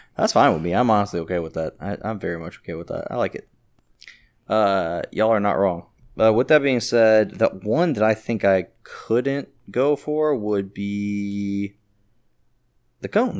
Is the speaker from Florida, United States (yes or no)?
yes; Jacksonville, Florida, United States; now in Orlando, United States; I'm from Jacksonville and I live in Orlando